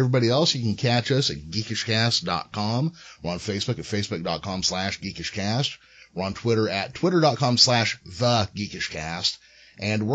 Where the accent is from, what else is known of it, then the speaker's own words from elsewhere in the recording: United States; also born or lived in Central California; growing up in the States